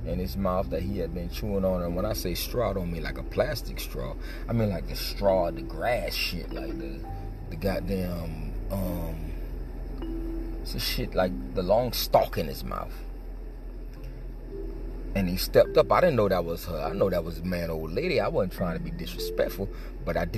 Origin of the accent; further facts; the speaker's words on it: Miami, Florida, United States; moved away; I'm from Miami.